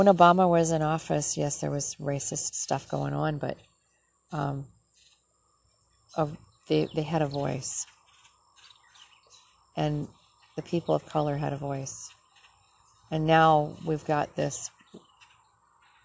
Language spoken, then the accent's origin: English; Minnesota, United States; moved away; In my hometown. My home state, actually. Say that. I didn't live in Minneapolis. I lived way north compared